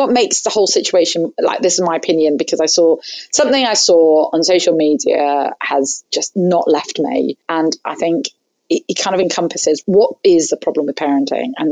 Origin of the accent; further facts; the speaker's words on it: Hong Kong; both my parents are Egyptian. Were um, I grew up in Hong Kong, so I'm sort of that first generation immigrant family.